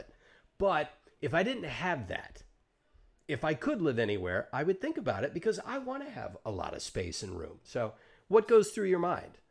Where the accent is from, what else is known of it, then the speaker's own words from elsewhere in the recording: Georgia, United States; now in Los Angeles, United States; I grew up in Georgia